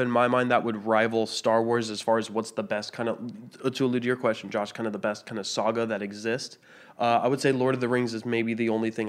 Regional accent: Canada; I'm Canadian.

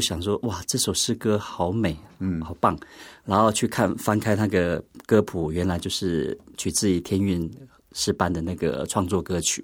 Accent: Pingtung County, Taiwan; also born or lived in Taipei; 幼稚园毕业之后，国小才回部落

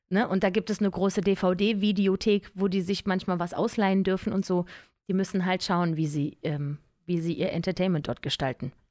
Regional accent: Cologne, North Rhine-Westphalia, Germany; Aufgewachsen bin ich ja in Köln.

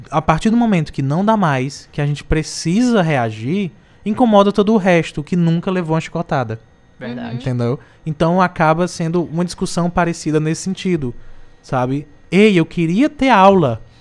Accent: Barbalha, Ceará, Brazil; Eu sou de Barbalha, tá?

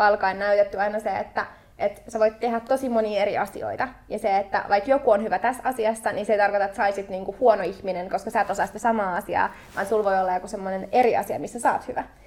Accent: Helsinki, Uusimaa, Finland; mä oon Itä-Helsingin kimmoi, eli Stadin kimmoi, henkeä ja vereä.

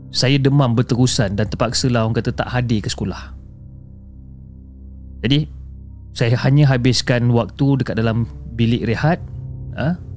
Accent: Johor Bahru, Johor, Malaysia; dan saya berasal dari Johor Bahru.

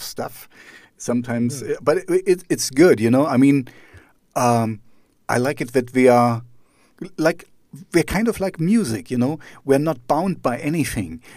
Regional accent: East Germany, Germany; I grew up in East Germany, so behind the Iron Curtain

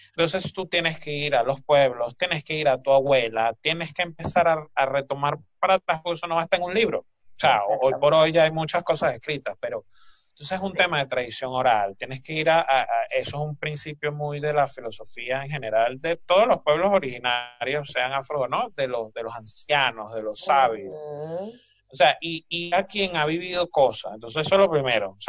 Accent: Barlovento, Miranda, Venezuela; tengo una compañera que también es de, Virongo, o sea, el pueblo vecino de Curiepe.

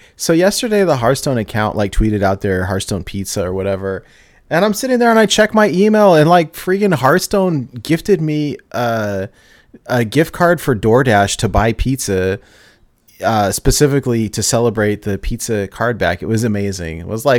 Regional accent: California, United States; now in Portland, United States; Like, I'm originally from California, and we had a lot of good food there.

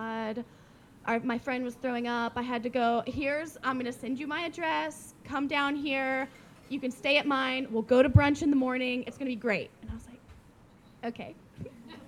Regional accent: South Carolina, United States; moved away as an adult; now in Shenzhen, China; I'm from South Carolina

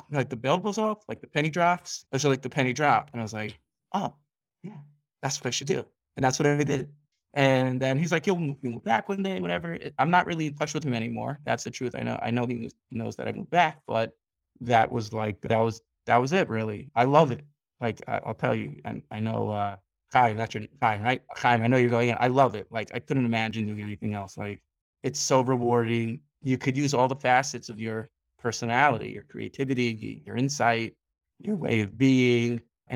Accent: New York City, New York, United States; moved away as an adult; also born or lived in Five Towns, New York; now in Ramat Beit Shemesh, Israel; I grew up in Staten Island

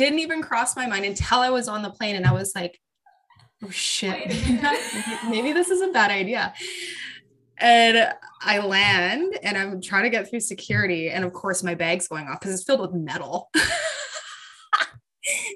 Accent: Canada; born or raised there

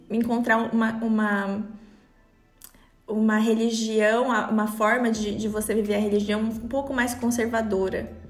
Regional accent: São Paulo, Brazil; now in Switzerland; Eu nasci em São Paulo, capital.

